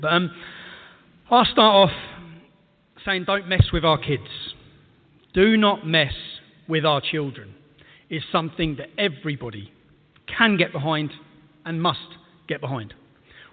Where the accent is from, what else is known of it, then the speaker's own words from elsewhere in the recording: England, United Kingdom; As an Englishman